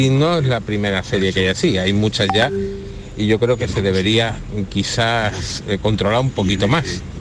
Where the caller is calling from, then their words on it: Málaga, Andalusia, Spain; Buenos días, Jesús y compañía. … de Málaga.